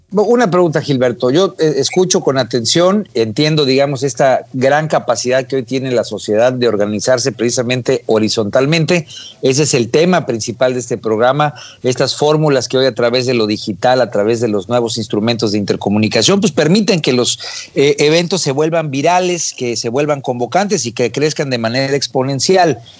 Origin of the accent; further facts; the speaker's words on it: Mexico; como mexicanos